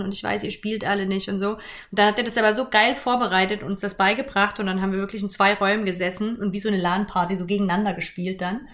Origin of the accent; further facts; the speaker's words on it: Germany; ich bin in der DDR groß geworden, so zumindest die ersten acht Jahre